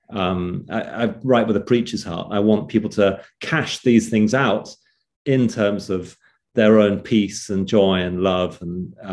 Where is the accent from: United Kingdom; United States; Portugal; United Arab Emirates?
United Kingdom; England; Actually, you said uh, uh England.